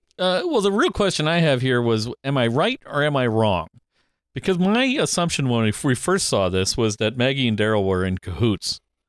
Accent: Canada; I am Canadian.

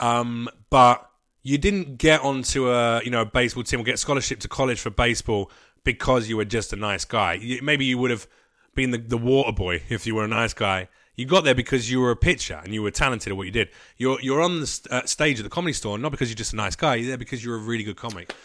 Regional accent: United Kingdom; now in United States; I'm gonna say this as a Brit

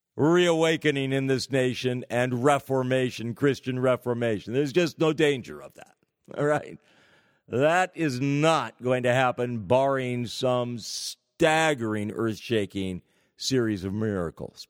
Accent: California, United States; The state of California, my home state

